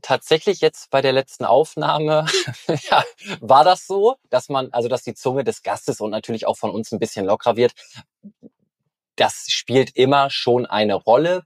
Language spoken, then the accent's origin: German; Norderney, Lower Saxony, Germany; Ich bin auf Norderney geboren und aufgewachsen